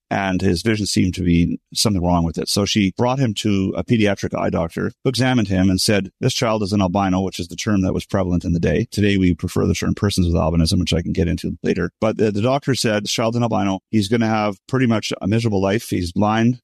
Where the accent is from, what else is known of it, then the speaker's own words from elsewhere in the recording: Montreal, Quebec, Canada; I was born and raised in Montreal, Canada.